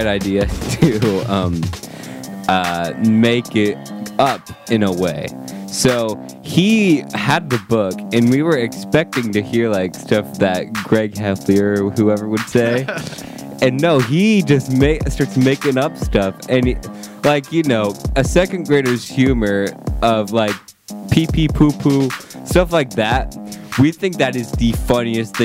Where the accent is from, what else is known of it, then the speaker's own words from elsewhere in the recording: Ohio, United States; I am from Ohio